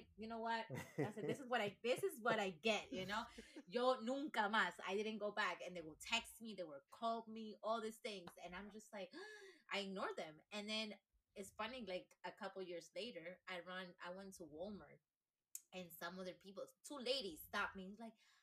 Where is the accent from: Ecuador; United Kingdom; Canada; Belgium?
Ecuador; English is a second language; moved away as an adult; now in United States; I was baptized Catholic in Ecuador because I grew up in Ecuador